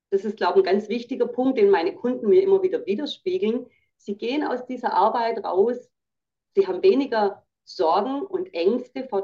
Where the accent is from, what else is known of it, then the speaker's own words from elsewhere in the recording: Baden-Württemberg, Germany; ich sage auch, ich bin ja Schwäbin, wir sagen rum zu doktern